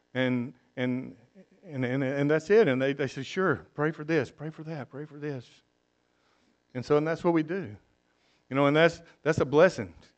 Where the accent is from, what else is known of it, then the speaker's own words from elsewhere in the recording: South Mississippi, United States; moved away as an adult; now in Costa Rica; I'm from South Mississippi